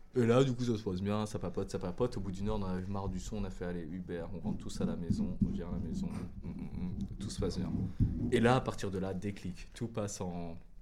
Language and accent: French; France; accent: French; moved away; je suis français, j'ai le, j'ai le putain d'accent français